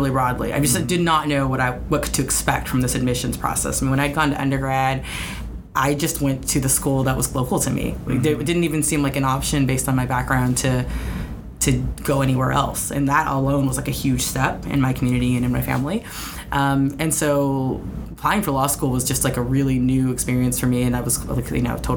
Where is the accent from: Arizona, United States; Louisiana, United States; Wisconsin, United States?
Arizona, United States; central; also born or lived in Hawaii; now in Seattle, United States; I grew up mostly in the Southwest, in a rural part of central Arizona.